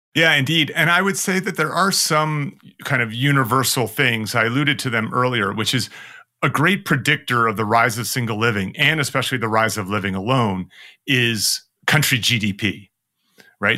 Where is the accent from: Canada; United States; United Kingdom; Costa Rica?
United States; as an American